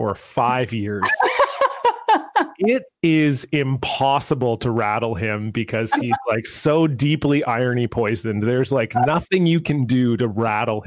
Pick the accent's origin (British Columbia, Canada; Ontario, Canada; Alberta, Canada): Ontario, Canada; moved away; I was born and raised in Ontario